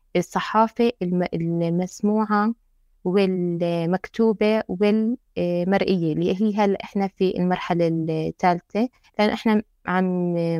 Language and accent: Arabic; Jordan; إحنا عنا في الأردن